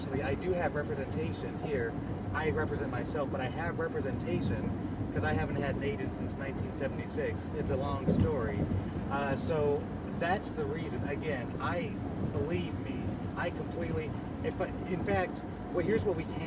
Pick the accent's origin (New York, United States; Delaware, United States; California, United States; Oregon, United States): California, United States; Southern; growing up in Southern California, we kind of have, like, the privilege of going to Disneyland whenever we want.